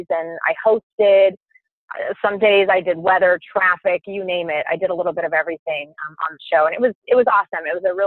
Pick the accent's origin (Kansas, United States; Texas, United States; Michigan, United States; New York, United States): Kansas, United States; also born or lived in Stillwater, Oklahoma; I grew up in Kansas, so Kansas State seemed like the obvious choice